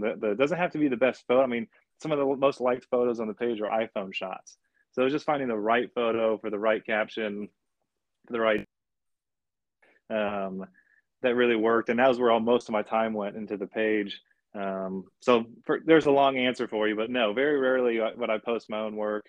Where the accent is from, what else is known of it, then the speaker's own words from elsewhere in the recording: Austin, Texas, United States; my dad's been a builder in Austin since the '80s. So again, I was born and building in Austin